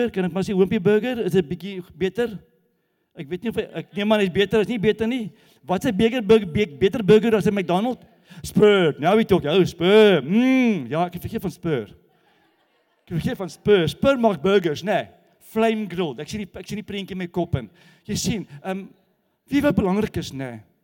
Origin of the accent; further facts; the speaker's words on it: Gauteng, South Africa; maar die Kaapenaars wat waar kom jy vandaan? Jy van Gauteng. Wat's fout? Ek gaan nie jou berg steel nie. So die Kaapenaars glo dat ons van Gauteng af wil die berg kom steel.